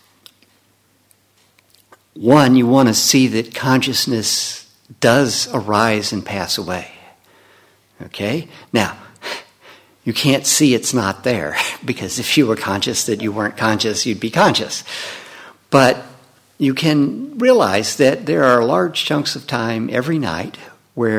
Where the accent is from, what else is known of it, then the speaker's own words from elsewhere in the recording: Leland, Mississippi, United States; growing up in Leland, Mississippi